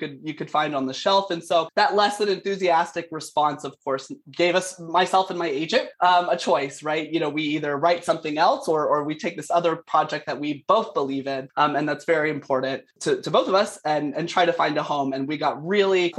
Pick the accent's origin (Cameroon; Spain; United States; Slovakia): United States; South Carolina; now in Canada; I'm from South Carolina originally, although I am calling in from Canada, where I live now.